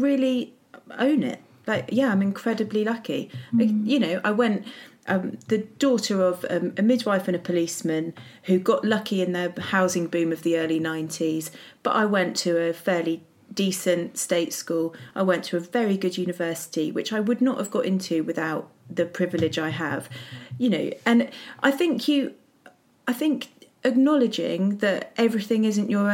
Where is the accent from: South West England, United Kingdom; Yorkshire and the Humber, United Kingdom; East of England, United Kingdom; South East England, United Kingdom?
South East England, United Kingdom; Windsor; moved away; I was brought up in Windsor, which is privileged to the, you know, extreme.